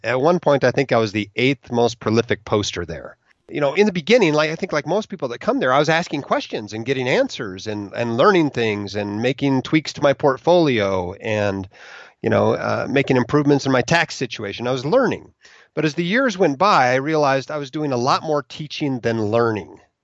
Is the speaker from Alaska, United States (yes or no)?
yes; Alaska, United States; moved away as an adult; also born or lived in Utah; I went from Alaska, where I grew up, to Utah, where I went to Brigham Young University